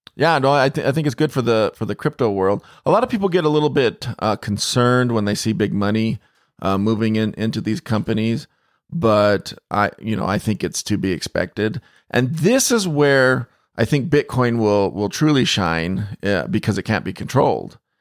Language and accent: English; Phoenix, Arizona, United States; I grew up in Phoenix